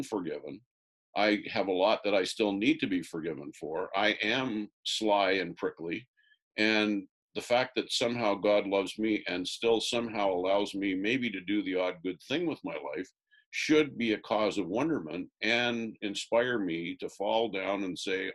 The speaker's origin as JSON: {"language": "English", "town": "Orangeville", "region": "Ontario", "country": "Canada", "tie": "born or raised there", "said": "Orangeville, my hometown"}